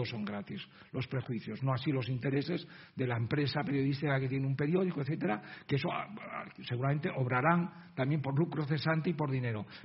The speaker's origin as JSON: {"language": "Spanish", "town": "Izagres", "region": "Castile and León", "country": "Spain", "tie": "born or raised there", "said": "exhumados en el pueblo de Izagres, mi tierra, León"}